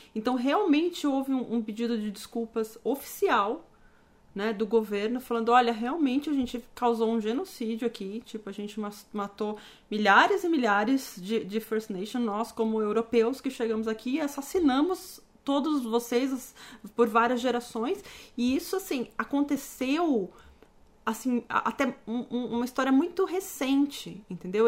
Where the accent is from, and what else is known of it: Brazil; now in Canada